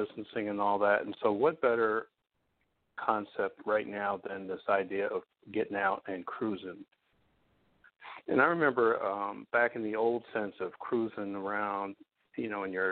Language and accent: English; New Jersey, United States; I'm in my home state of New Jersey in the town of Maplewood right now